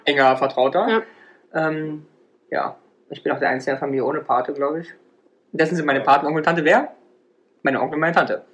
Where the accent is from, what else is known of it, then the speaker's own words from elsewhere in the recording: Saarland, Germany; moved away; wir sagen bei uns im Saarland gestanden